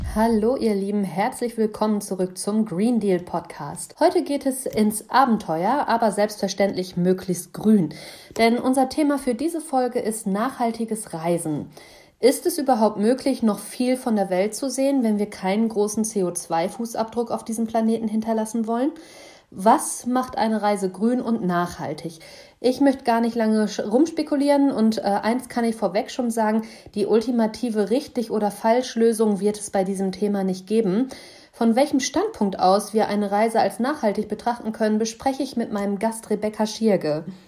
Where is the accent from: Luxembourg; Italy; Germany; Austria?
Germany